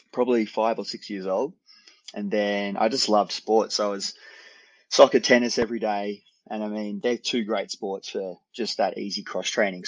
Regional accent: Australia; accent: Australian; I'm Australian, born in Australia

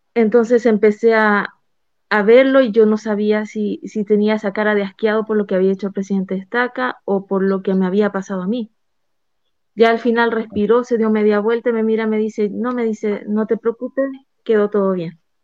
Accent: Chile; moved away as an adult; now in Mexico; yo soy chilena, yo vivía en Chile, me cambio, me vengo a México

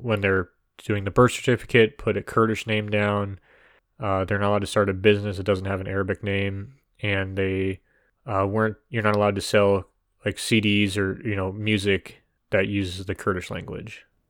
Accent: United States; we are American

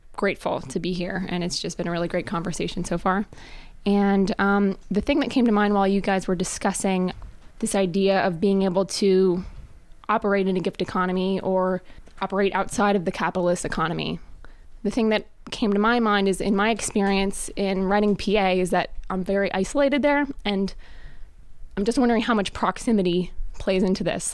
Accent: Reading, Pennsylvania, United States; I'm from Reading, Pennsylvania

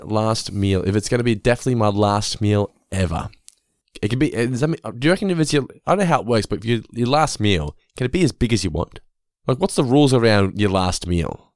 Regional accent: Geelong, Victoria, Australia; We come from Geelong

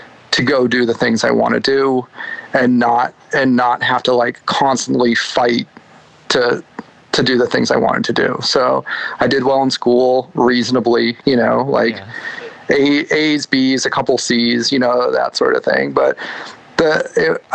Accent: New Hampshire, United States; moved away as an adult; I was born in New Hampshire in 1976 and lived in New Hampshire most of my life up until probably college age or so

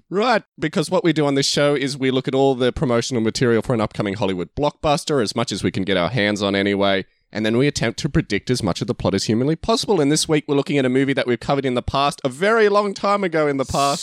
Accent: Australia; we're Australian, King's Men and King's Man sound exactly the same when we say it

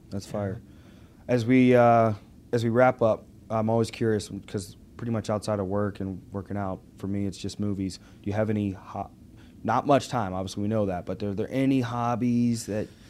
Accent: Pittsburgh, Pennsylvania, United States; also born or lived in Arkansas; I was in Arkansas mm-hmm. till I was ten, and then I was in uh, Pittsburgh

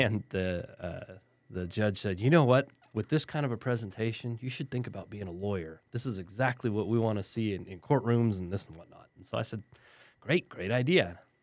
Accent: El Paso, Texas, United States; moved away; also born or lived in Germany / Southern New Mexico / San Antonio; I grew up in West Texas in El Paso

